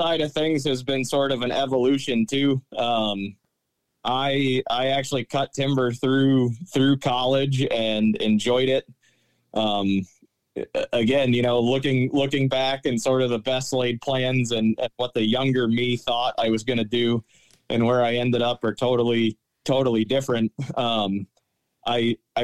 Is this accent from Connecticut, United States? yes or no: yes; Connecticut, United States; moved away as an adult; also born or lived in New Hampshire; now in Wellsboro, United States; I grew up in Connecticut